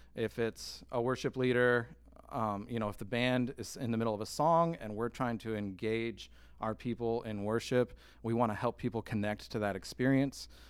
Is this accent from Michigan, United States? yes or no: yes; Michigan, United States; moved away; I'm from Michigan